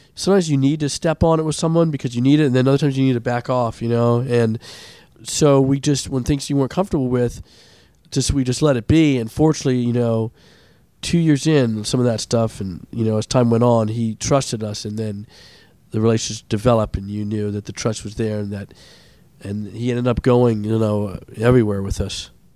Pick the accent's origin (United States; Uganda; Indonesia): United States; Montgomery County, Maryland; grew up in, uh, in uh, Montgomery County as well, and I went to Landon